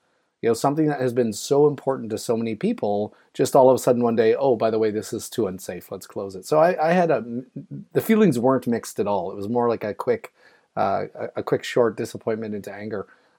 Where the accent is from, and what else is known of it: Thompson, Manitoba, Canada; born or raised there; moved away; also born or lived in Ontario